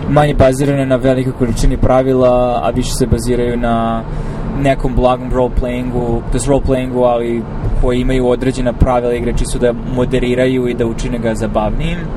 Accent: Pančevo, Vojvodina, Serbia; moved away as an adult; u Srbiji konkretno, barem u mom rodnom gradu, znači u Pančevu

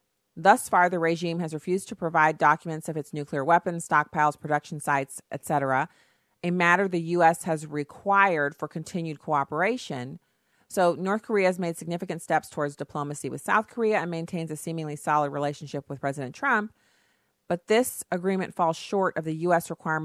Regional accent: Germany; You know, as someone who I grew up in Germany, and there's nothing like seeing the change in attitude on someone's face when they realize you're an American

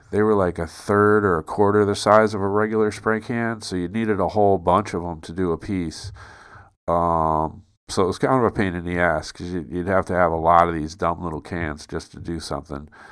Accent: United States; moved away as an adult; also born or lived in San Francisco / London; I'm from America, dude. I'm not from here

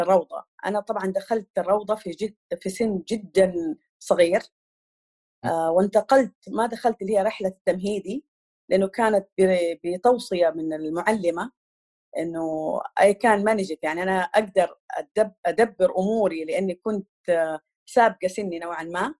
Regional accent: Jeddah, Makkah Province, Saudi Arabia; moved away as an adult; now in Eastern Province, Saudi Arabia; أنا أساساً originally من الحجاز، من جدة

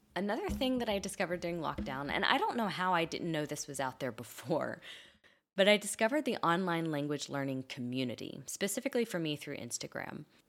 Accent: Kentucky, United States; first language English; moved away; I grew up in Kentucky in the southern United States, where English was the only language around me.

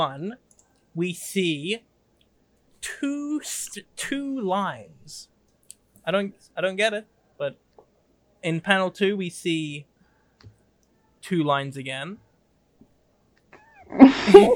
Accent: England, United Kingdom; being a British person

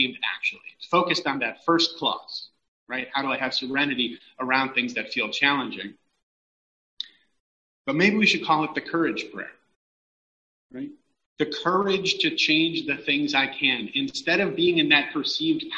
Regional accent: Los Angeles, California, United States; as a Californian, particularly as an Angeleno

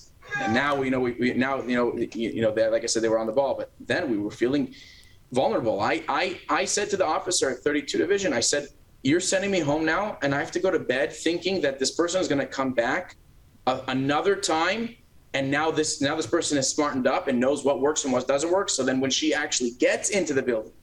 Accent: United States; now in Canada; I'm American

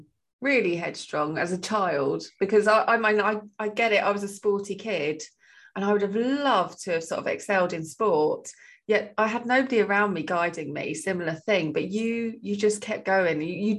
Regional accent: United Kingdom; I am so British.

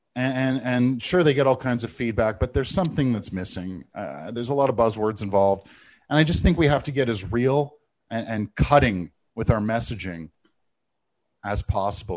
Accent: Canada; I'm Canadian

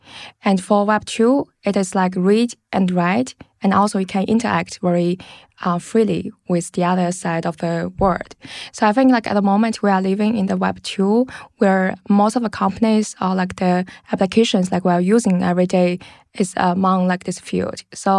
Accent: China; English is a second language; also born or lived in London, United Kingdom; now in Berlin, Germany; And actually I grew up like in China. I studied and worked in London. And then like in 2015, I moved to Berlin.

